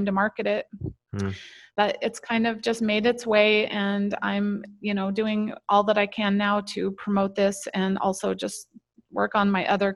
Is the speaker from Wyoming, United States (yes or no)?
yes; Wyoming, United States; moved away as an adult; now in Idaho, United States; I grew up in Wyoming